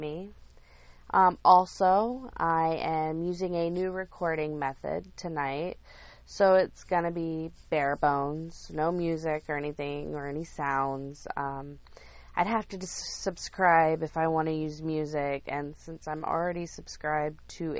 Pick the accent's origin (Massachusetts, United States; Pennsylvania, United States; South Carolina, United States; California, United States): South Carolina, United States; Lake Wylie; moved away as an adult; I'm from Lake Wylie. I lived there most of my life